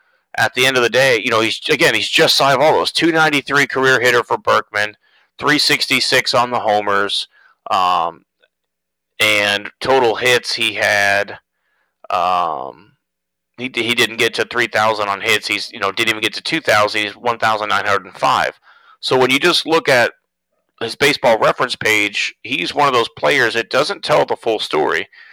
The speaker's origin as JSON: {"language": "English", "town": "Houston", "region": "Texas", "country": "United States", "said": "we're from Houston"}